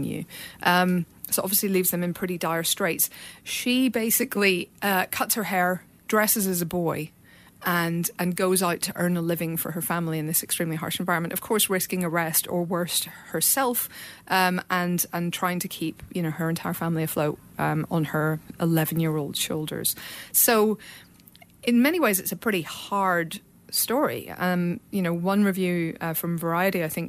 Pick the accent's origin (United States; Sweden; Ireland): Ireland; I'm Irish